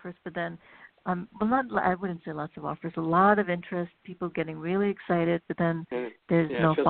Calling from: California, United States; I'm calling from California. … from California.

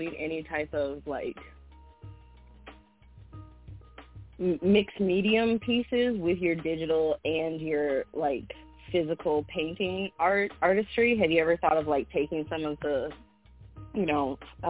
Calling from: Kalamazoo, Michigan, United States; I'm calling also from Kalamazoo.

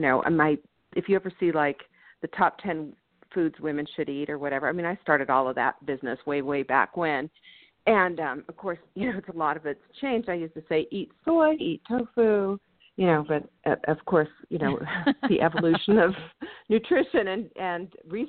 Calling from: Boulder, Colorado, United States; I'm in Boulder, Colorado.

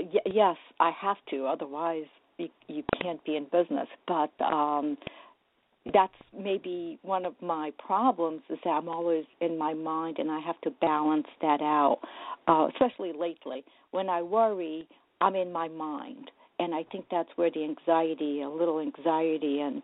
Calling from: New Jersey, United States; Hi, good morning, …. Good morning, …. … I'm from New Jersey.

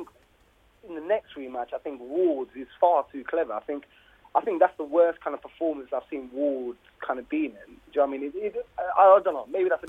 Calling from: Essex, East of England, United Kingdom; I'm calling from Essex.

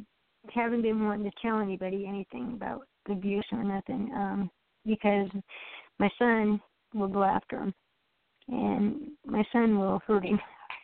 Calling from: Iowa, United States

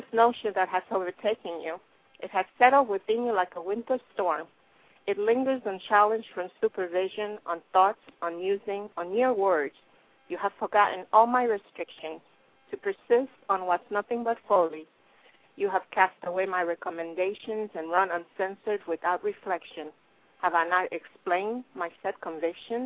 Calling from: Los Angeles, California, United States; I'm calling from California, Los Angeles

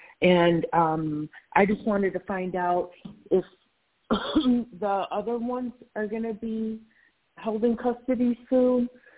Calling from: North Carolina, United States; This is …, and I'm in North Carolina.

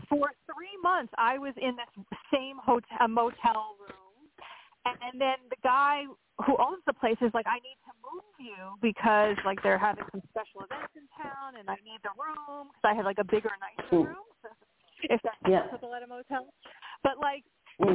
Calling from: Pennsylvania, United States; Hey. It's … in Pennsylvania

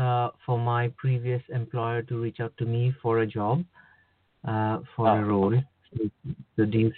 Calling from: United Kingdom; I'm calling from the UK.

